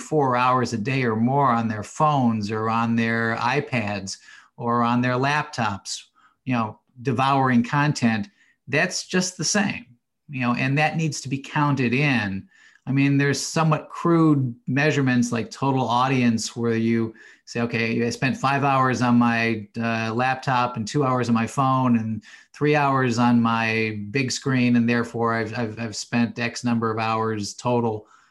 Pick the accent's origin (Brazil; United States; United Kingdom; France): United States; Cleveland, Ohio; I grew up in Cleveland, Ohio